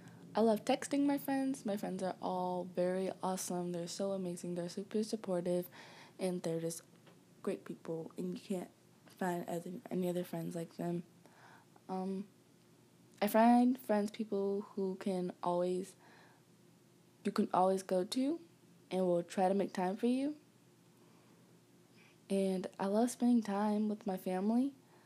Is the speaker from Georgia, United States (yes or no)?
yes; Atlanta, Georgia, United States; born there; I was born in Georgia, Atlanta, Georgia.